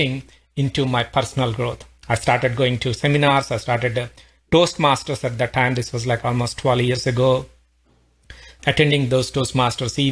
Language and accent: English; India; moved away as an adult; now in Pittsburgh, United States; I'm originally from India, been living in US for almost like 19 years now